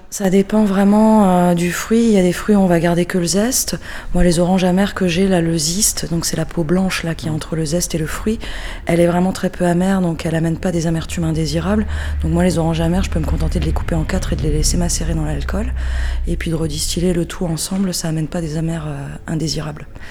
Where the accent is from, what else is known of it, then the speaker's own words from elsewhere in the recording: Alsace, Grand Est, France; now in Vauvert, France; à la base je suis alsacienne, mais je suis installée à Vauvert, au Diable Vauvert dans le Gard